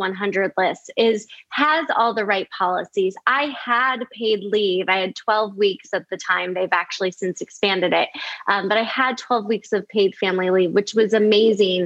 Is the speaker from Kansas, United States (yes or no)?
no; outside of Chicago, Illinois, United States; moved away as an adult; also born or lived in California; I actually grew up in the Midwest. I grew up outside of Chicago.